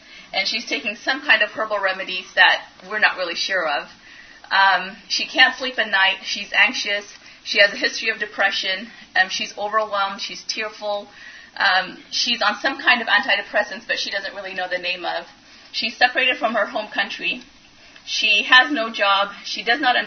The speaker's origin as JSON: {"language": "English", "country": "Ethiopia", "also_born_or_lived": "Europe", "moved": "yes", "lives_now": "Louisville, United States", "said": "I'm actually from Ethiopia and have lived all around Europe."}